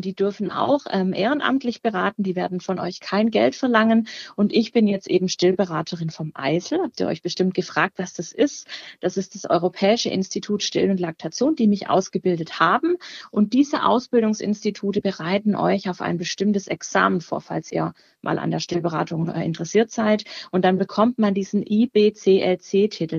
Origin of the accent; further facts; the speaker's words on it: near Baden-Württemberg, Germany; moved away as an adult; now in Cologne, Germany; Ich komme ursprünglich tatsächlich auch aus der Nähe von Baden-Württemberg